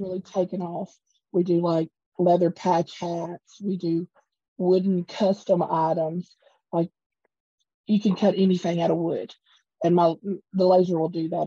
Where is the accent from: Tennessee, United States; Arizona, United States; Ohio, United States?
Tennessee, United States; Portland; Yeah, born born and bred in Portland